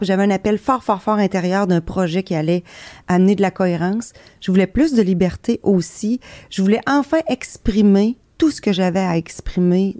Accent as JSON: {"language": "French", "area": "Beauce", "region": "Quebec", "country": "Canada", "said": "je suis Beauceronne"}